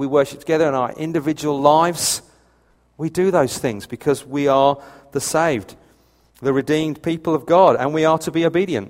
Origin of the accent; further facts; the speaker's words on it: United Kingdom; I'm British to the point of annoyance